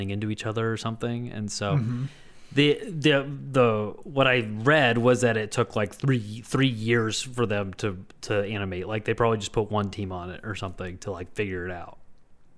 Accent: United States; as an American

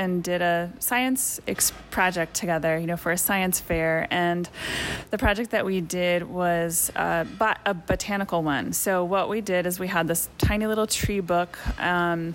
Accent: Leesburg, Virginia, United States; moved away as an adult; also born or lived in Asheville, North Carolina; now in Monteverde, Costa Rica; The place that I was born and raised was in Virginia

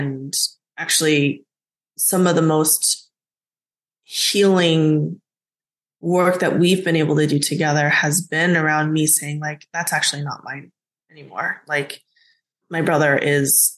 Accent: United States; even though I was born in the States, I grew up speaking both Korean and English

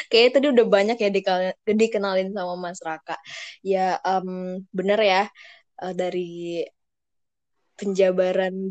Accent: East Kalimantan, Indonesia; Aku dari Borneo, tepatnya Kalimantan Timur ya. Dari Kalimantan Timur.

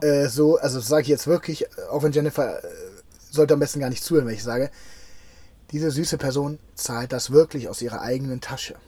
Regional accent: Cologne, North Rhine-Westphalia, Germany; meine Heimatstadt

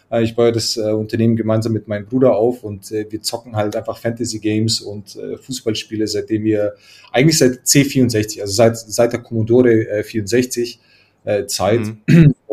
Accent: Croatia; now in Munich, Germany; Äh, ich komme ursprünglich, komme ich eigentlich aus Kroatien.

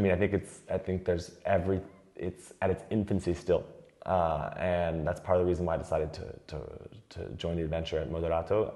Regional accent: United States; moved away as an adult; now in France; as an American I've always accepted because we grew up with light beers around all the time

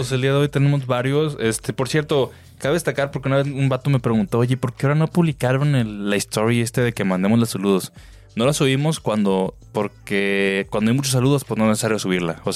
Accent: Tijuana, Baja California, Mexico; now in Santa Maria, United States; Así es, ando en el gabacho. Eh, aunque soy de Tijuana, ya ocho meses con ustedes

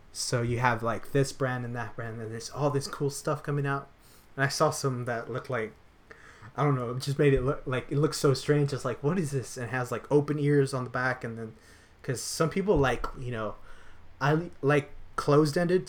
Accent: San Antonio, Texas, United States; moved away; I was born in San Antonio

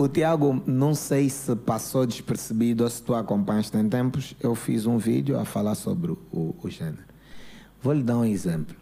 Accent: Luanda, Luanda Province, Angola; also born or lived in Benfica, Luanda; eu cresci na Manga, nasci na Manga, depois fui viver no Benfica

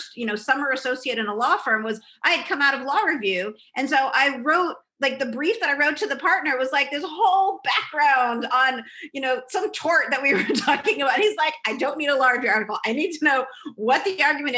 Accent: California, United States; moved away as an adult; also born or lived in New York / Boston; now in Wisconsin, United States; I'm from California

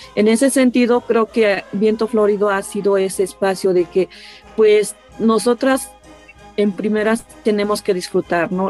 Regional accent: Tlahuitoltepec, Oaxaca, Mexico; originaria de Tlaltoltepec

